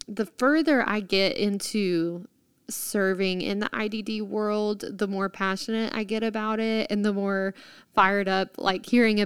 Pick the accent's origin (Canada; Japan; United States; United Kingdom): United States; Texas; as a Texan